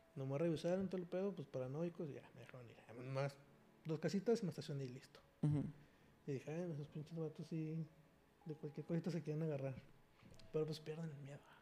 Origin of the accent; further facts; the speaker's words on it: Mexico; como mexicanos, somos una población muy herida